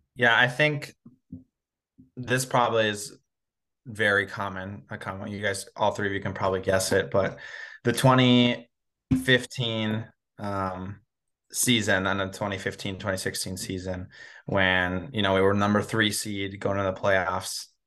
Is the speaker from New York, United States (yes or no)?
no; Minnesota, United States; growing up in Minnesota, especially so close to the Twin Cities